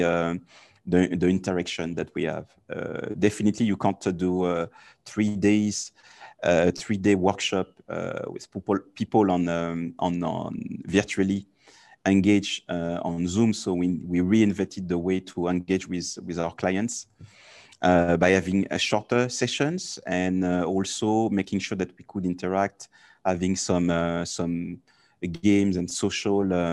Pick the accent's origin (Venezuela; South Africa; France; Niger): France; being French